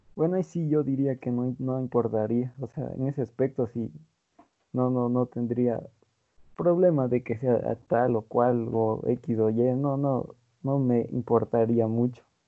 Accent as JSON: {"language": "Spanish", "country": "Ecuador", "said": "aquí en mi país, Ecuador"}